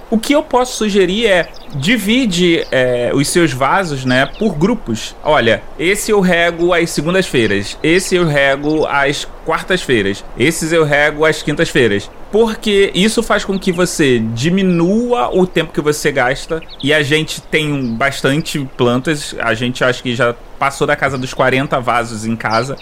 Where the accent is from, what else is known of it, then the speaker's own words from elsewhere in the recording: Rio de Janeiro, Brazil; accent: carioca; eu sou carioca